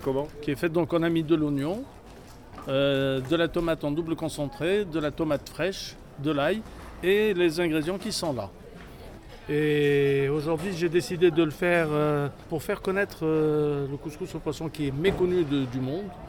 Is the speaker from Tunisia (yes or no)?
yes; Tunis, Tunis Governorate, Tunisia; also born or lived in Sfax, Tunisia; Je viens de la ville de Sfax. J'ai grandi euh, à Tunis